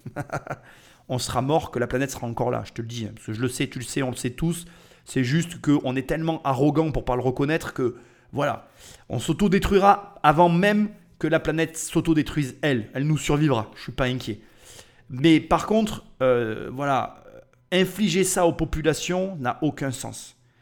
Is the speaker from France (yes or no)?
yes; France; on est des Français